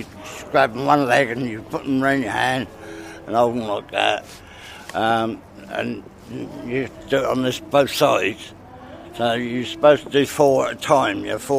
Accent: Bury St Edmunds, East of England, United Kingdom; I was brought up in Bury.

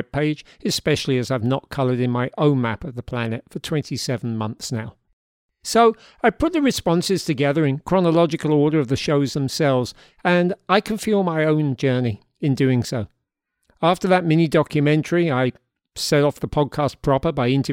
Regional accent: London, United Kingdom; now in Hudson Valley, United States; We grew up together in South London

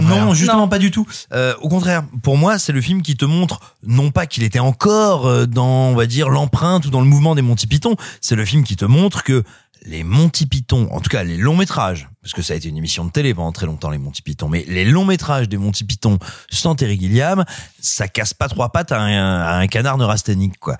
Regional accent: France; j'ai grandi, j'ai grandi tout près de Malicorne, qui est un petit village à nul autre pareil.

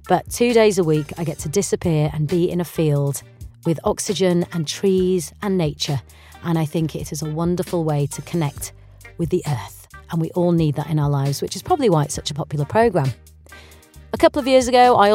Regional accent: Yorkshire and the Humber, United Kingdom; I have grown up in a world of two different cultures, being Indian and Yorkshire

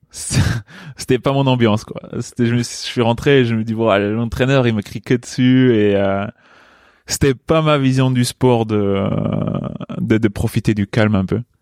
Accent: Luxembourg; moved away as an adult; also born or lived in Chambéry, France; À 18 ans, je suis parti du Luxembourg pour mhm. aller à Chambéry

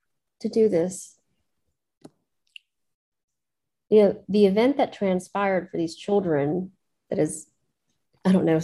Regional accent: Gulf Coast, United States; I'm from the Gulf Coast

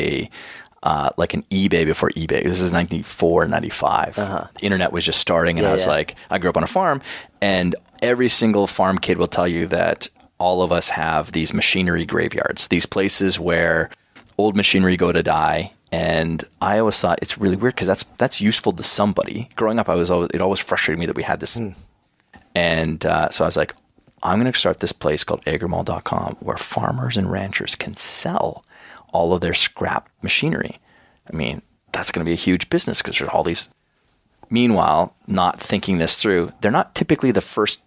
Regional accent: Schuler, Alberta, Canada; moved away; So my small little rural school that I went to, Schuler, Alberta, we had like a maximum enrollment from kindergarten to grade 9

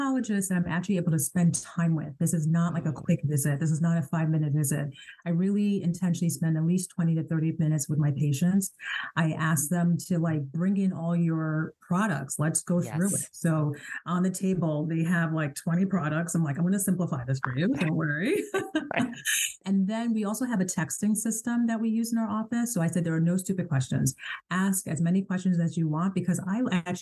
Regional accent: Ghana; I'm a Ghanaian, and my parents are both doctors, you know, being African

